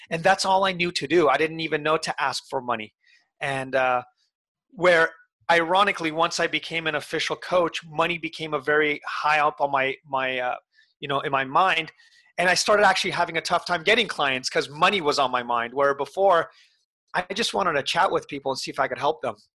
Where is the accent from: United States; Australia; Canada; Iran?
Iran; born there; my family, I was born in Iran and every single year or two we would have to move.